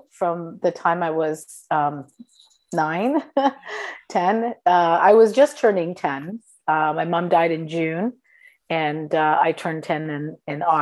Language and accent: English; Sicily, Italy; also born or lived in Toronto; So, well, I'm Sicilian. Uh, and so I was born in Toronto, uh, but I lived in uh, Italy, in Sicily, um, on and off until I was nine years old.